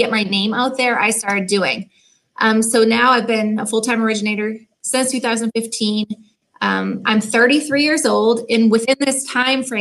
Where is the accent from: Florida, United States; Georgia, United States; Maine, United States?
Maine, United States; moved away as an adult; also born or lived in Virgin Islands; now in Portland, Maine, United States; I grew up in Maine. I'm from a little tiny island on the coast of Maine